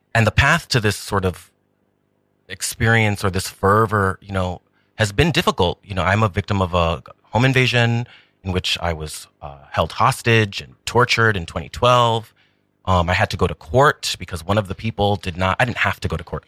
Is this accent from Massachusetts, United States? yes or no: no; New York, United States; Taino, um, Puerto Rican, Boricua, um, but born and raised in New York.